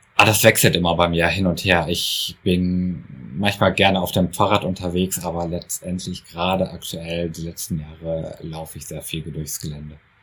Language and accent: German; Essen, North Rhine-Westphalia, Germany; ich komme aus Essen, also aus dem tiefen Ruhrgebiet